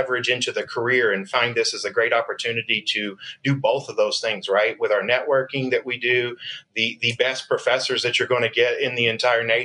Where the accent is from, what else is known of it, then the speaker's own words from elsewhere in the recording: Arkansas, United States; Arkansas native here